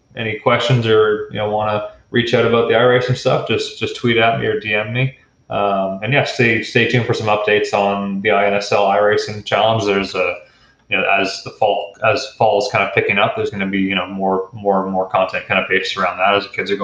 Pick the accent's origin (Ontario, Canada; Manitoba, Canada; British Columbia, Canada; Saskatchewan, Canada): Ontario, Canada; Stouffville; I'm from Stouffville, Ontario, and Goodwood Kartways is where I started out, and they were, you know, 15 minutes from our house growing up